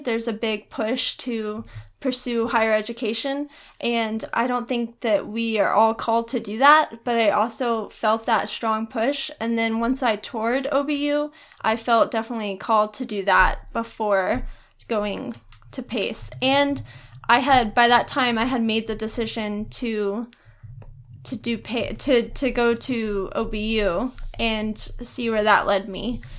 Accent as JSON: {"language": "English", "town": "Arlington", "region": "Texas", "country": "United States", "tie": "born or raised there", "said": "I grew up in Arlington, Texas"}